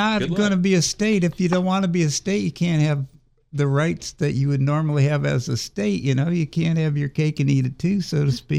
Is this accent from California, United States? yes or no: no; Illinois, United States; also born or lived in Hagerstown, Maryland; now in West Virginia, United States; I lived in Hagerstown and I'm from Illinois.